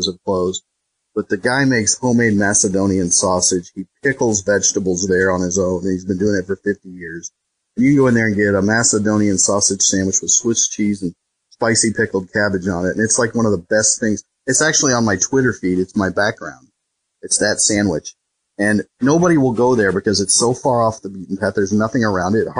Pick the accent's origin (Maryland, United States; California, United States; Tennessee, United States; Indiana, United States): Indiana, United States; I grew up in Indiana